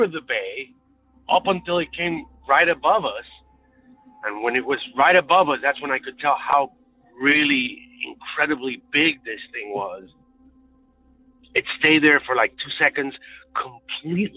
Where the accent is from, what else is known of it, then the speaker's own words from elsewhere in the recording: Puerto Rico; moved away as an adult; now in Chicago, United States; I grew up in Puerto Rico in the Caribbean